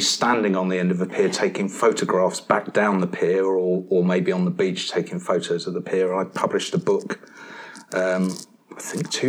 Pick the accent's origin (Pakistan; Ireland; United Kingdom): United Kingdom; near Brighton and Worthing, South East England; also born or lived in Mumbles, Wales / Penarth, Wales; I'd kind of grown up near Brighton and Worthing and spent a lot of time down at those places.